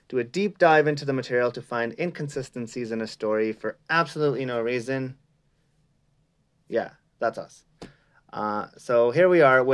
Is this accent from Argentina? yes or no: no; India; now in Canada; I actually grew up in India for a long time and then moved to Canada.